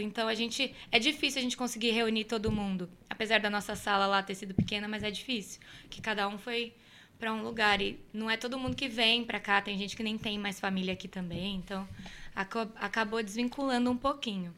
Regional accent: Cruzeiro, São Paulo, Brazil; moved away as an adult; Foi em 2013 que eu saí de Cruzeiro, que eu fui para São Paulo

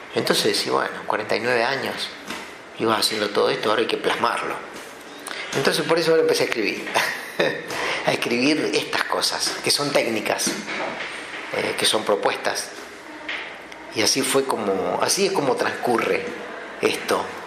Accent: Anguil, La Pampa, Argentina; moved away; mis amigos están en mi pueblo donde me quería que es Anguil

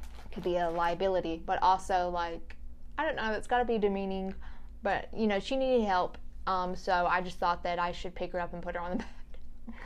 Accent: Louisiana, United States; moved away; I'm from Louisiana, I ain't afraid. Some crazy stuff happens over there

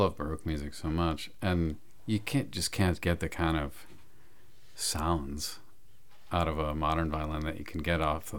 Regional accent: Downers Grove, Illinois, United States; I grew up in Downers Grove.

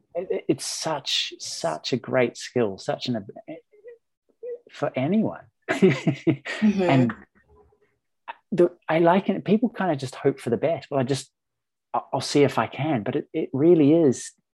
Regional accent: New Zealand; moved away; I'm from New Zealand originally

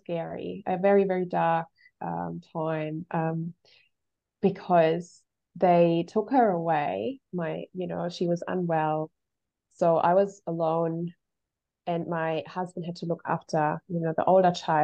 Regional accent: Germany; moved away; I was born in Germany and, you know, lived there for a really long portion of my life

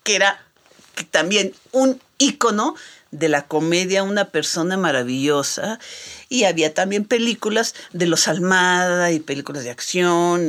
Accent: Mexico; nosotros los mexicanos

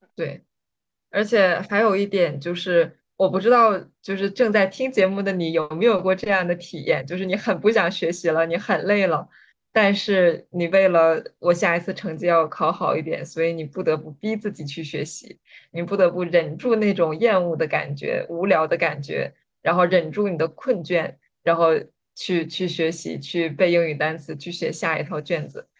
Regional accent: Jilin, China; 我是来自吉林省，吉林省说实话是一个教育资源并不是非常均衡，而且比较地广人稀的省

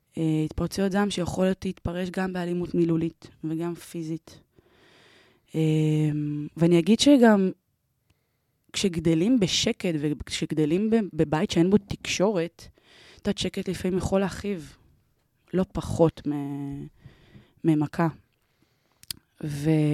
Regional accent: Ramat Gan, Tel Aviv District, Israel; אני גדלתי ונולדתי ברמת גן

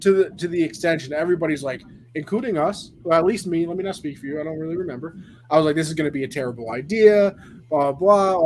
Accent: New York, United States; I'm the New Yorker

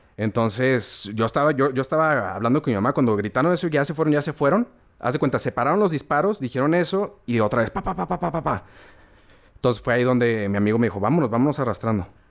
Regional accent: Torreón, Coahuila, Mexico; moved away as an adult; also born or lived in San Luis Potosí; yo me fui de Torreón por lo mismo de, la violencia y como no había escuela aquí para estudiar

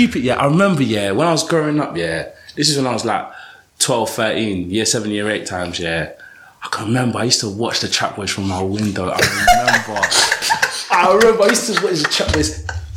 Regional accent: London, United Kingdom; accent: Cockney; Cockney, like proper Cockney, straight from the 8.

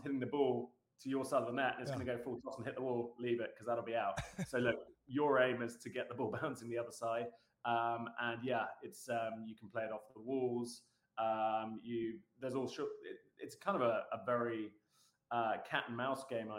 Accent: United Kingdom; moved away as an adult; also born or lived in United States / UAE / Canada; now in Southern California, United States; I say I'm a Brit. I say paddle

